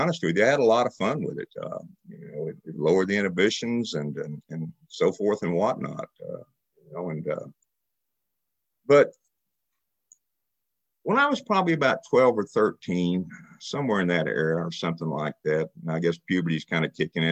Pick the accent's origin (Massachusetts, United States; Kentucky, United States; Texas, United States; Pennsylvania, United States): Texas, United States; Dallas; moved away as an adult; now in Joplin, United States; I'm from Dallas, Texas. A year ago, I moved to Joplin